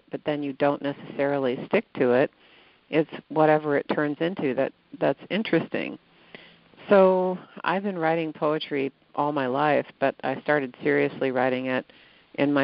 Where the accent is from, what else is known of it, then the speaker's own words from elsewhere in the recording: Connecticut, United States; I grew up in Connecticut, where we had a road called the Merritt Parkway